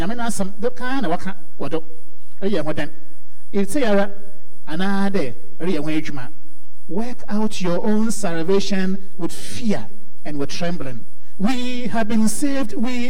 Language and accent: English; Nigeria; Hey, I'm so from Nigeria.